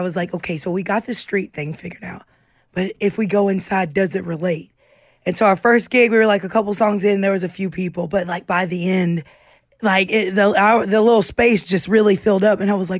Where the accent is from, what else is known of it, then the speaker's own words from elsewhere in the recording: Poplarville, Mississippi, United States; moved away as an adult; also born or lived in New Orleans; I came straight from Poplarville, Mississippi, to New Orleans.